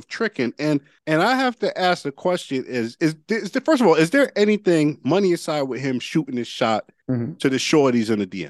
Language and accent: English; Hartford, Connecticut, United States; So I come from Hartford with a lot of ladies.